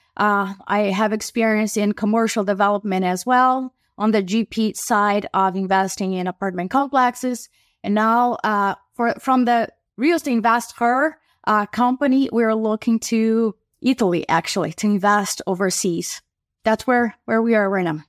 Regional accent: Brazil; now in United States; I am an immigrant from Brazil who moved to the U.S.

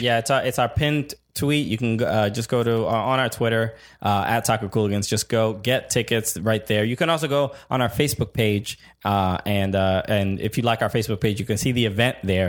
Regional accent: New York City, New York, United States; as a New Yorker, as a fan of NYCFC

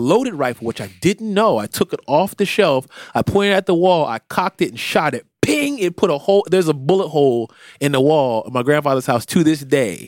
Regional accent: Philadelphia, Pennsylvania, United States; also born or lived in Florida; I spent the majority of my time in Philadelphia. I was born here and I spent the majority of my time here. So I am a Philadelphian. I was raised here in a lot of ways

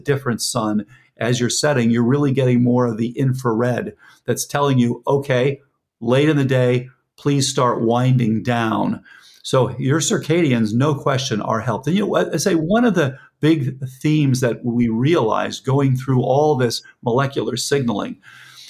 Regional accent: Fort Lauderdale, Florida, United States; I grew up in Lauderdale

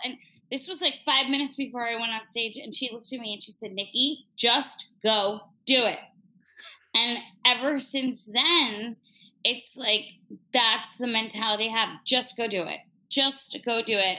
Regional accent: New York City, New York, United States; as a New Yorker

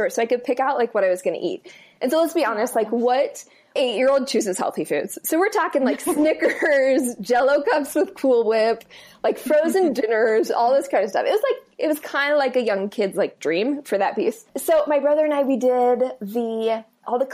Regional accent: Iowa, United States; moved away as an adult; also born or lived in Colorado; I grew up in Iowa, Midwest

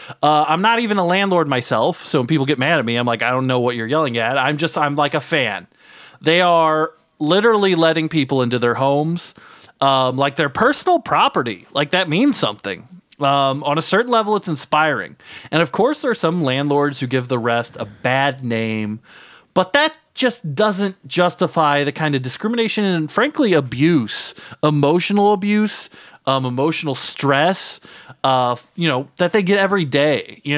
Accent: Brooklyn, New York, United States; here in my hometown, Brooklyn, New York, right?

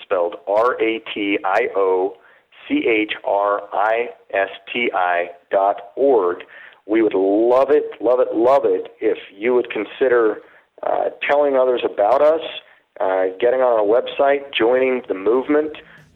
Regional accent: Utah, United States; I grew up in Utah as a seventh generation Mormon

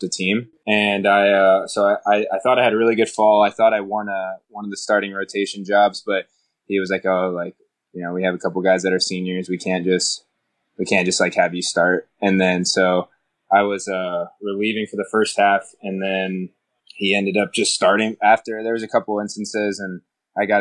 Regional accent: Tampa, Florida, United States; I grew up in Tampa, Florida

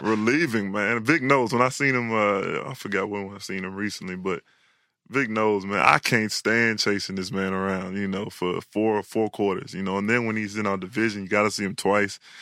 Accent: Houston, Texas, United States; I was born in Houston

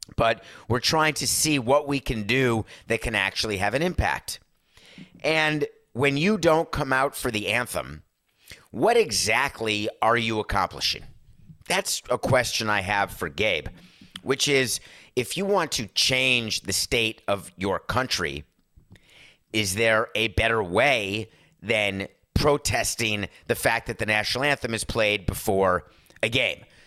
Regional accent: Northeast, United States; now in Florida, United States; I grew up in the Northeast

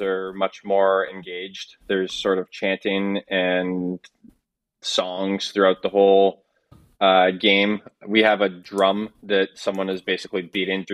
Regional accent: Hammond, Ontario, Canada; moved away as an adult; also born or lived in Toronto / Rockland / Cumberland; now in Denmark; I was born in Toronto and I moved to Hammond, which is a small town about 45 minutes east of Ottawa. Moved there when I was 2 years old

